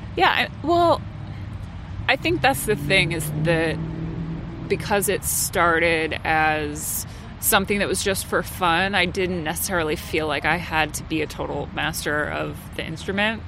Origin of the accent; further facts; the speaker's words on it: central New Jersey, United States; I grew up in New Jersey. Um, okay. So, yeah, so central New Jersey